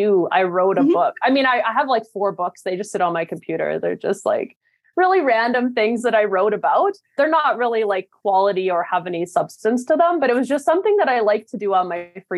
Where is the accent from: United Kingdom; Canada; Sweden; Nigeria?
Canada; now in New York, United States; I'm from Canada.